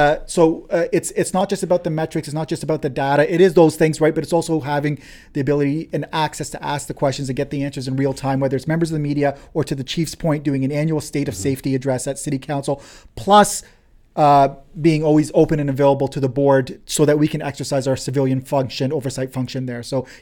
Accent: London, Ontario, Canada; born there; even though I was born in London, but my ancestral, where my parents were born

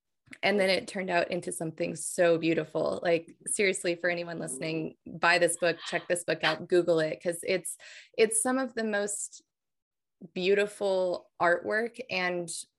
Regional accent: New Mexico, United States; I grew up with Native books when I was a kid, because I grew up in New Mexico.

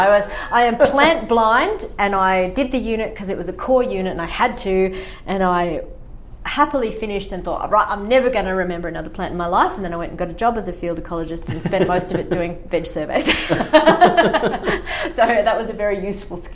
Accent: Far North Queensland, Australia; moved away; I grew up in Far North Queensland

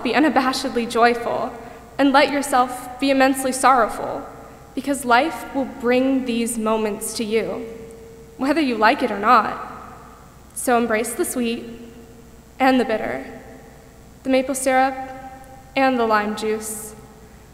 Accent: Parkland, Florida, United States; my hometown of Parkland, Florida

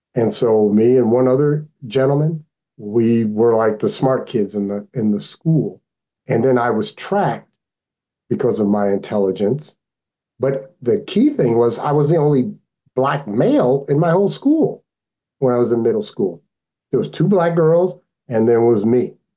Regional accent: Anchorage, Alaska, United States; also born or lived in New York; I came up here when I was 12 years old up to Alaska.

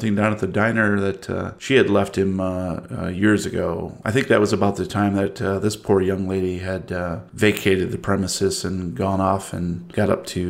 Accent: Canada; No, it's not because I'm Canadian.

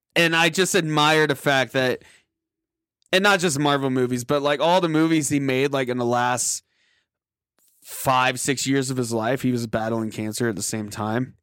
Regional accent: Tulsa, Oklahoma, United States; my hometown in Tulsa

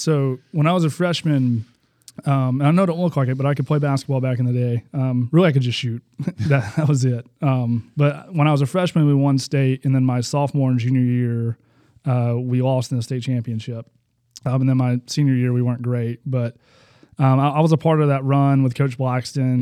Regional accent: Huntsville, Alabama, United States; born in Huntsville, Alabama

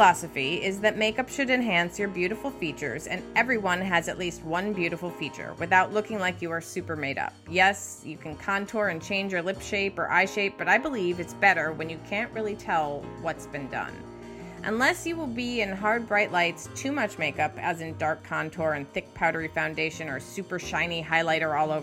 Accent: Midwest, United States; I grew up in the Midwest

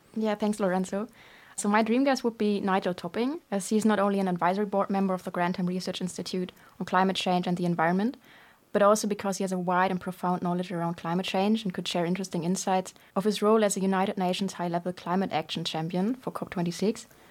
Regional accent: Germany; moved away as an adult; now in London, United Kingdom; I'm from Germany, and I'm twenty-two years old.

